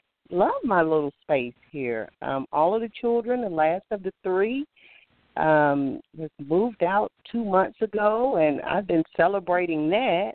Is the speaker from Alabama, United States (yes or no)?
yes; Alabama, United States; I'm from Alabama